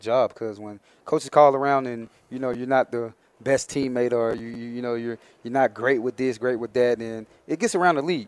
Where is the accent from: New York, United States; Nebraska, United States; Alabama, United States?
Alabama, United States; Mobile; moved away as an adult; also born or lived in Minnesota; I'm from Mobile, Alabama originally